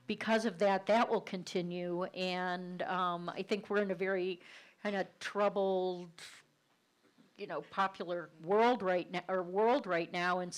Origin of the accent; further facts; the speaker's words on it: Cleveland, Ohio, United States; accent: Cleveland; my Cleveland accent